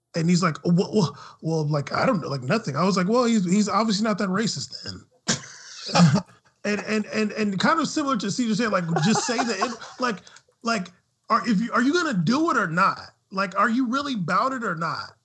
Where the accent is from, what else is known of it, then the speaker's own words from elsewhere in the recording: United States; as an American